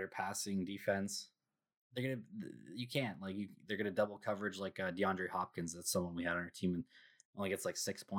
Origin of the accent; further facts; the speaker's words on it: Canada; I'm Canadian.